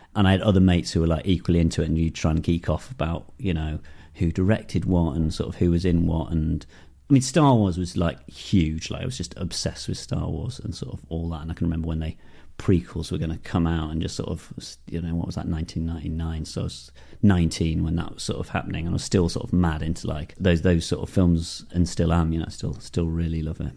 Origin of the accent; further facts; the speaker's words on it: Darlington, North East England, United Kingdom; I grew up in the Northeast in Darlington